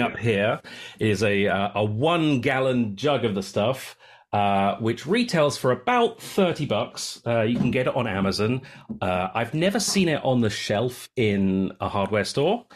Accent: United Kingdom; moved away as an adult; now in Samish Island, United States; I'm a Brit who has been living in the Pacific Northwest since two thousand and eight

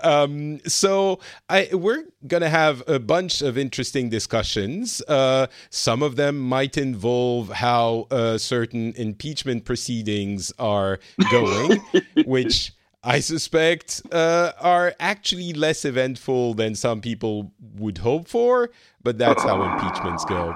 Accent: France; now in Finland; I am in Finland. I'm originally from France.

